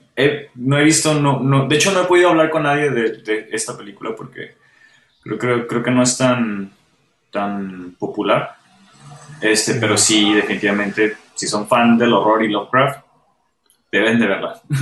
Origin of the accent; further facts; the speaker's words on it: Mexico; como mexicanos